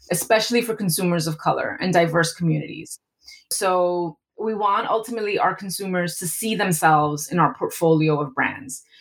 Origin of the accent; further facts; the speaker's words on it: East Coast, United States; I'm Latina, but I'm very different from a Latina from the West Coast. I'm from the East Coast.